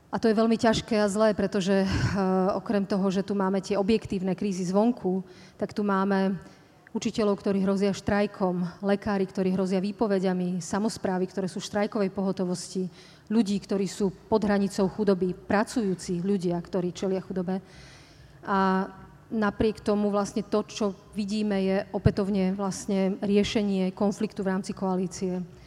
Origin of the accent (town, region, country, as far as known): Slovakia